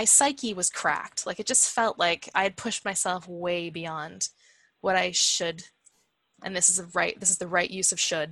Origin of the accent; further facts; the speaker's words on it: Hamilton, Ontario, Canada; also born or lived in Stratford, Ontario; I'm in Stratford, Ontario, and I grew up in Hamilton